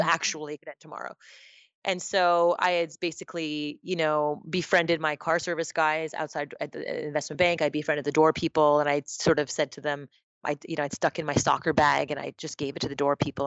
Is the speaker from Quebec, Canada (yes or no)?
yes; Montreal, Quebec, Canada; I was born and raised in Montreal, Canada, to a Japanese mother and an Indian father from India